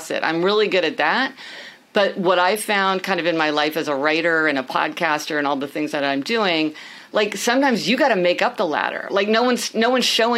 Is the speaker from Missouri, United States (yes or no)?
yes; Kansas City, Missouri, United States; moved away as an adult; also born or lived in New Haven, Connecticut; now in New York City, United States; I am actually from Kansas City.